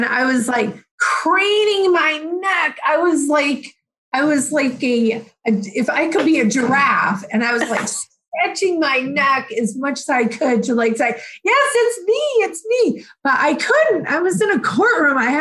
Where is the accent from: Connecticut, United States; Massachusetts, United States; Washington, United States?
Massachusetts, United States; Plainville; I grew up in Plainville